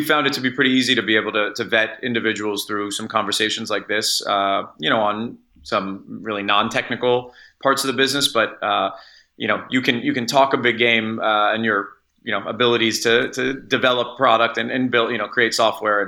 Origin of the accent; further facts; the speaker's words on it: Los Angeles, California, United States; I'm from Los Angeles. My family's still here.